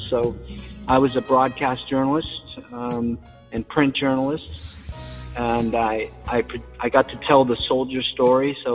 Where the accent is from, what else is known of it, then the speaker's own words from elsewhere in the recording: Washington, United States; also born or lived in Germany / New York / Kansas / Hawaii; I was born in Germany. So um, my father was a soldier, my grandfather was a builder, and um, we traveled quite a bit. I traveled quite a bit as a kid. I lived in places like Germany and New York and Kansas and Hawaii and Washington State, and we settled in Washington State.